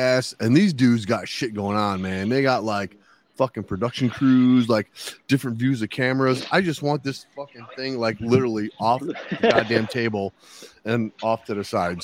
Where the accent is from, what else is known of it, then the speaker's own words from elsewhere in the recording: Chicago, Illinois, United States; now in Des Moines, United States; I grew up in Chicago